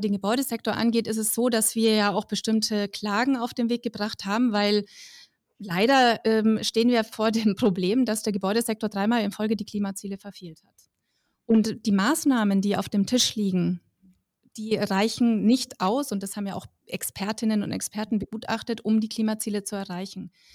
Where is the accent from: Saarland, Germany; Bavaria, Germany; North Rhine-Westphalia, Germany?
Bavaria, Germany; Middle Franconia; ich komme zum Beispiel aus Mittelfranken